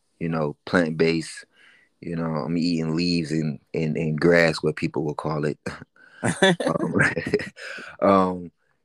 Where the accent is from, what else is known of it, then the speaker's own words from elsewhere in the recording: Detroit, Michigan, United States; also born or lived in Atlanta, Georgia; now in Chamblee, United States; I was born in Atlanta, but I was raised half of my life in Detroit